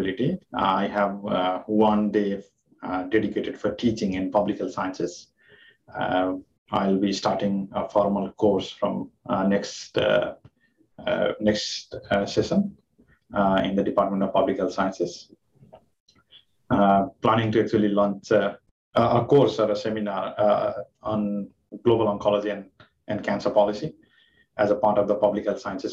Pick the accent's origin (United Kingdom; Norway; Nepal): Nepal; moved away as an adult; also born or lived in Japan / Boston, United States; now in Kingston, Canada; I'm from Nepal. My home country is Nepal. I did my medical school there.